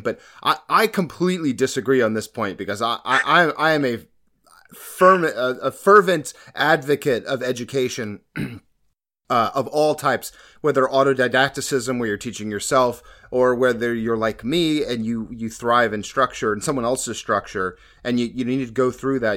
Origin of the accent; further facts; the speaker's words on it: Florida, United States; now in Maryland, United States; I was born in Florida. I grew up there